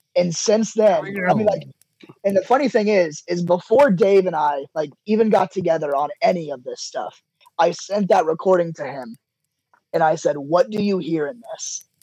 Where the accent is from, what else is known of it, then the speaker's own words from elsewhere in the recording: Charleston, Illinois, United States; I am from Charleston, Illinois